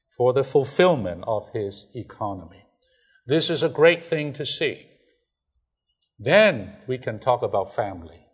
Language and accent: English; China; English is a second language; moved away; I'm from China.